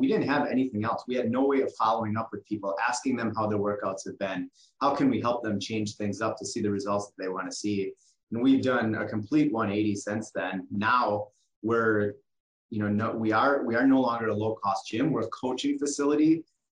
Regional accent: West Bend, Wisconsin, United States; my hometown of West Bend.

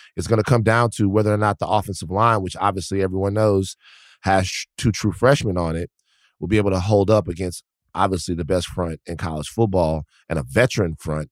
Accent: Baton Rouge, Louisiana, United States; born or raised there; moved away

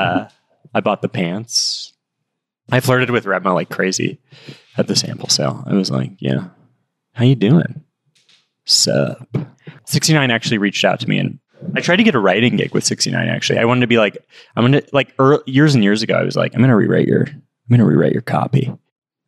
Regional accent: Los Angeles, California, United States; we grew up in Hancock Park.

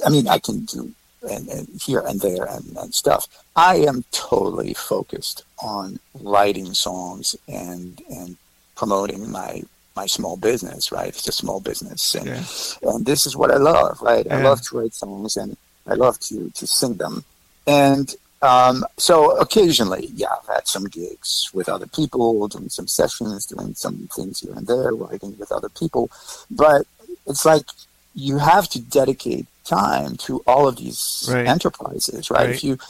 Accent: France; moved away as an adult; now in New York City, United States; I was born in France. I was born right outside of Switzerland in the Alps. Okay. Awesome. So I went to school there, went to the Conservatory of Music in Geneva.

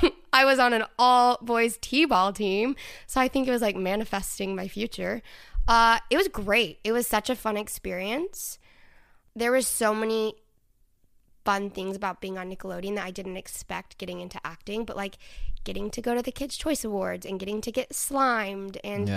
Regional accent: Dallas, Texas, United States; Yeah, I'm from Dallas.

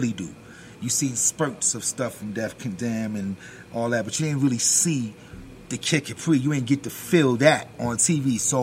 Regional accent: New York City, New York, United States; also born or lived in Bronx; I was born in Brooklyn

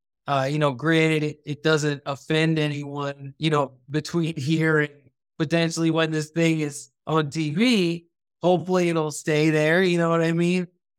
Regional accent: Thailand; born or raised there; also born or lived in United States

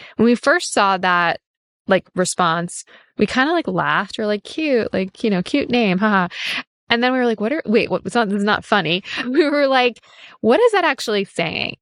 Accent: New York City, New York, United States; I grew up in New York City

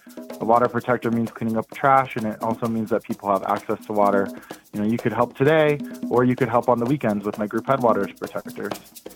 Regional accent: Denver, Colorado, United States; growing up in the Chicano movement in the West Side

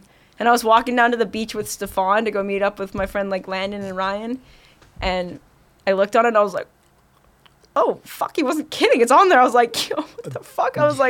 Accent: Kelowna, British Columbia, Canada; moved away; also born or lived in Vancouver; I grew up in Kelowna, which is like 4 hours outside of Vancouver.

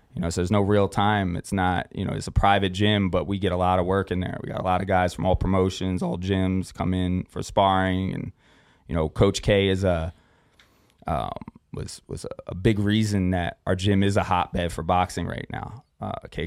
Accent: Philadelphia, Pennsylvania, United States; moved away as an adult; now in Las Vegas, United States; I come from South Philly

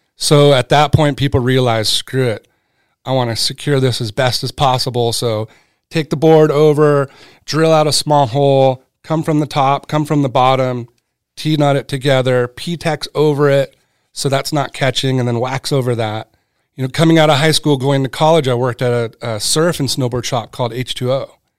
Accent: Southern California, United States; born or raised there; also born or lived in Connecticut

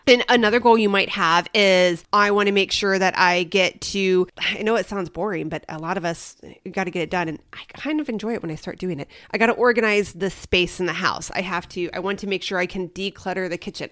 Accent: Midwest, United States; now in Arizona, United States; when I grew up in the Midwest

